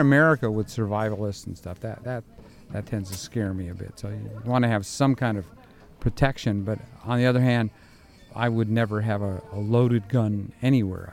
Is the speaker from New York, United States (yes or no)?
no; Indiana, United States; moved away; I'm from Indiana